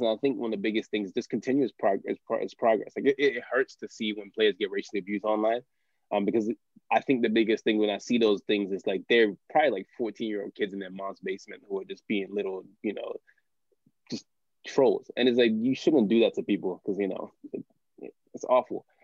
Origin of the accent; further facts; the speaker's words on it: United States; It's like especially being American, like I think one of the things is people don't really think that there's too many American people that really like soccer, let alone like Black American people.